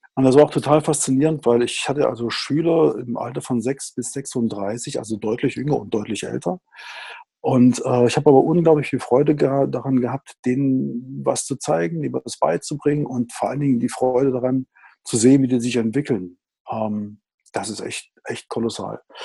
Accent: Riesa, Saxony, Germany; ich bin ein Kind des Ostens. Ich bin also im Osten geboren, ähm, in einer Industriestadt, äh, in Riesa

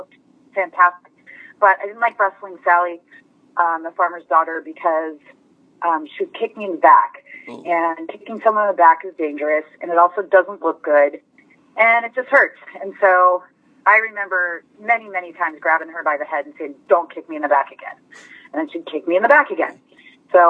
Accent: Las Vegas, Nevada, United States; moved away as an adult; also born or lived in Los Angeles; I grew up in Las Vegas

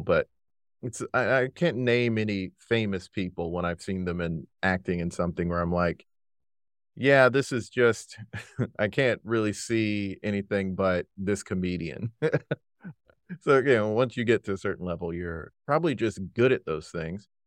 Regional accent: South Carolina, United States; also born or lived in Brooklyn, New York; now in New York, United States; I'm currently in Brooklyn, New York, but I'm from South Carolina originally

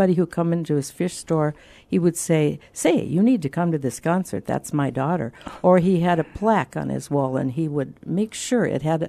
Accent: Minnesota, United States; Well, I grew up on Lake Superior, the great Lake Superior, that they say is the monster lake, the biggest of the Great Lakes.

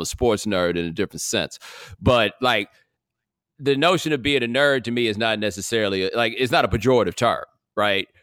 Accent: Houston, Texas, United States; I grew up over, like, Jones Road and Grant Road, not far from Willowbrook Mall

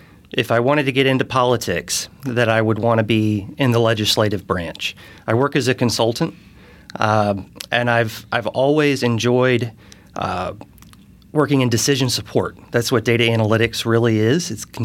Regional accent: Charleston, South Carolina, United States; also born or lived in St. Louis, Missouri; now in Fishers, United States; I grew up in Charleston, South Carolina. So I'm from the South. I moved here in 2017. So I've been here about 6 years

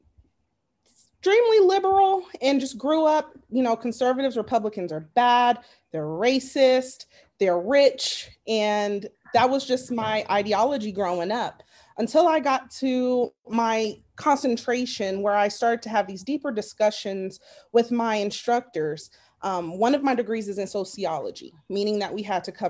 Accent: Las Vegas, Nevada, United States; also born or lived in Arizona; now in North Carolina, United States; I'm from Vegas, graduated from University of Arizona.

